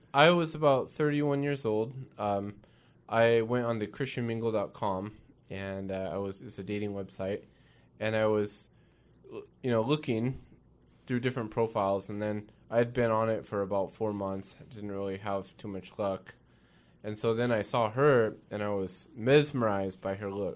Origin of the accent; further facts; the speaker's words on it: Kirkland, Washington, United States; also born or lived in Renton, Washington; I'm a Northwest boy. Grew up in, uh, Kirkland, Washington most of my life